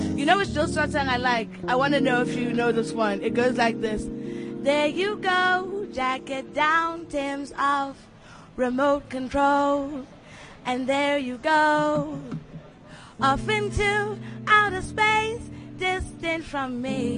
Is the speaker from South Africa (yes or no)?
yes; South Africa; I'm a South African